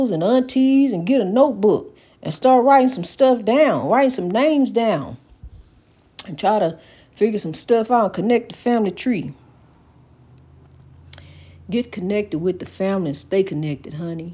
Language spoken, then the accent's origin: English; United States; We are African American.